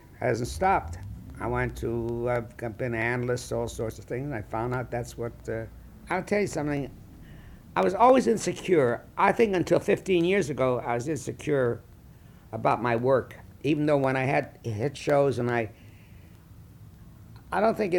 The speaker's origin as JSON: {"language": "English", "town": "Chicago", "region": "Illinois", "country": "United States", "tie": "born or raised there", "said": "And that was the era I grew up in Chicago."}